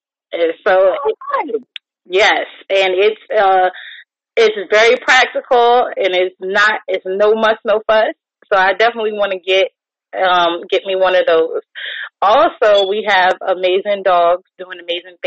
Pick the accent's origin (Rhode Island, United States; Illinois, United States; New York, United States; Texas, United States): New York, United States; now in Virginia, United States; the snow that I grew up with in New York.